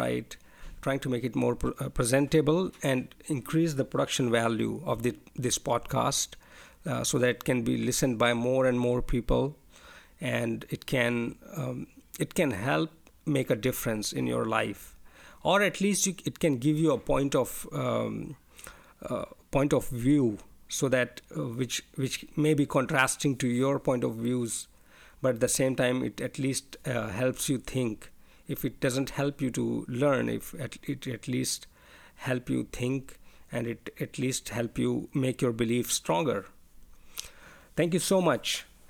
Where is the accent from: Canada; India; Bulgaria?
India; English is a second language; moved away; I'm not a native English speaker. I'm an Indian, and I'm living in a different country right now.